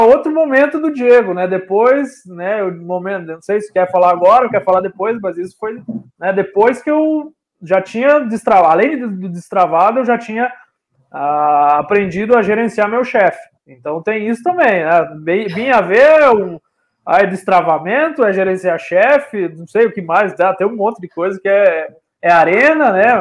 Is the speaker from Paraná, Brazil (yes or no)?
yes; Cascavel, Paraná, Brazil; eu sou né, paranaense de Cascavel, hoje moro em Cascavel